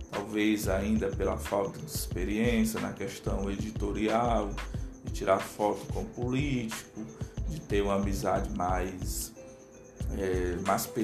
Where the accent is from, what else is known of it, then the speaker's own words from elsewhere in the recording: Aracati, Ceará, Brazil; o nome é uma homenagem à minha cidade, onde eu moro, onde eu nasci, né?